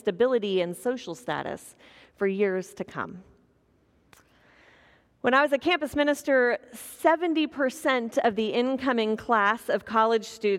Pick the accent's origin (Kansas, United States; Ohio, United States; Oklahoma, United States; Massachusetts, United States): Kansas, United States; growing up in Kansas